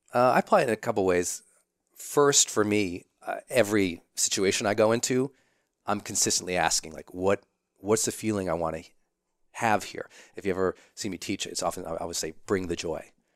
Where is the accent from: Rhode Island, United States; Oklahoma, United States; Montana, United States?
Montana, United States; I'm from Montana.